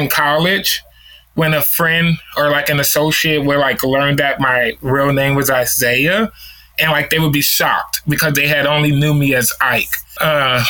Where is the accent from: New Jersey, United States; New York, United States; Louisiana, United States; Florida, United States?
Louisiana, United States; New Orleans; now in Knoxville, United States; I'm from New Orleans, Louisiana, here in the States. So across the pond. But I currently live in Tennessee, Knoxville, Tennessee.